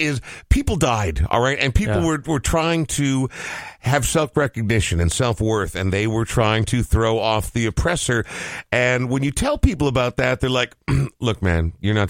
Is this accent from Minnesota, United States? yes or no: yes; Coon Rapids, Minnesota, United States; growing up in Coon Rapids, on the in the mean cul-de-sacs of Coon Rapids